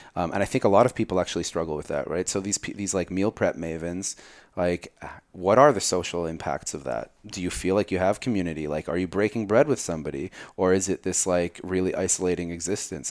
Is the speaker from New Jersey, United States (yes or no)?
yes; New Jersey, United States; I grew up in Jersey